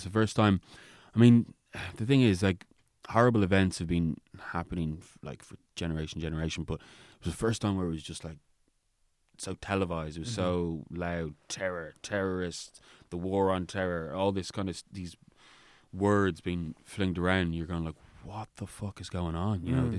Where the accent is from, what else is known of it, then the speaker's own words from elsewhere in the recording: Roundwood, Leinster, Ireland; I mean, growing up in Ireland, I've definitely have experienced it